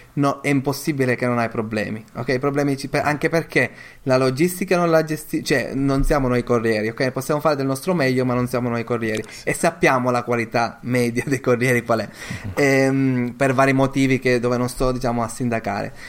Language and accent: Italian; Sicily, Italy; io sono siciliano, eh, mia moglie è anche, an-, anche lei lo è